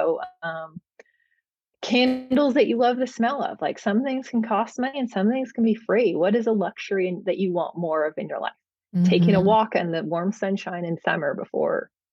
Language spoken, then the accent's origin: English; Bay Area of California, United States; moved away as an adult; now in Oregon, United States; I was from the Bay Area of California, so very tech heavy